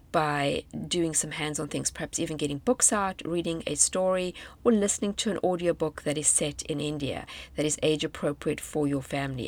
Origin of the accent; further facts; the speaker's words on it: South Africa; moved away as an adult; South Africa on a virtual trip, my home country